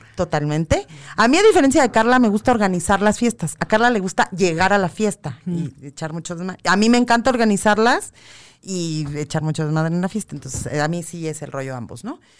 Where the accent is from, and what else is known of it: Mexico